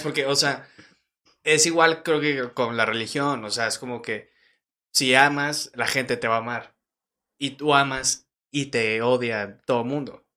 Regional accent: Torreón, Coahuila, Mexico; nací en Torreón, tengo de que 23 años

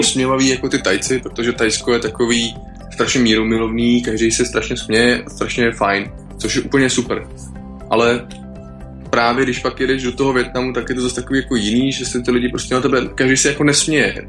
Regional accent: Czechia; Češi, jak jsme prostě národ horalů

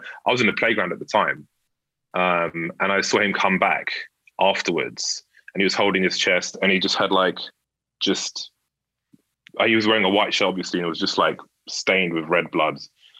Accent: London, United Kingdom; I had to go to a school in North London, and I was from Central/South.

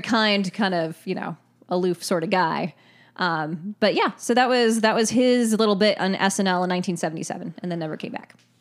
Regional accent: Ireland; I'm Irish

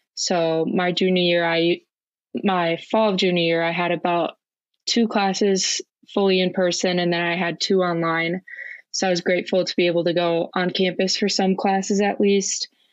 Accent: Eagan, Minnesota, United States; I grew up in Eagan, Minnesota, which is a suburb of the Twin Cities.

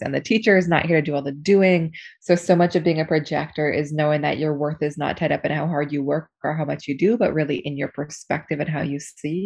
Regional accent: Seattle, Washington, United States; now in New York, United States; I grew up in Seattle and I've um, been in New York for 10 years now

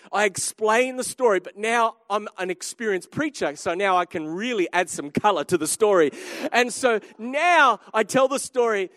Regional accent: Australia; I'm an Aussie

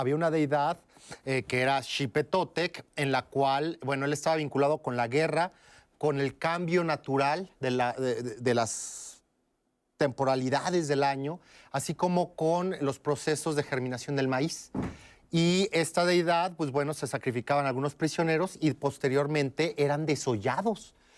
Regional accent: Mexico; como mexicanos

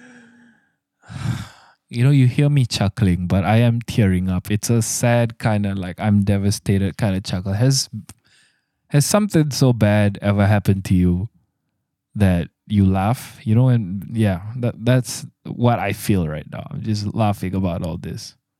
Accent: Malaysia; I'm your Malaysian host

